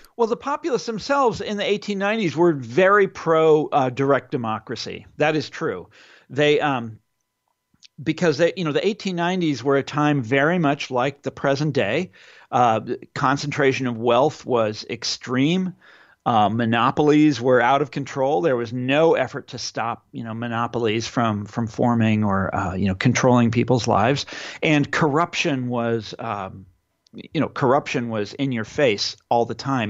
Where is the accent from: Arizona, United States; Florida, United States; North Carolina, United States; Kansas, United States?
Kansas, United States; in my home state of Kansas.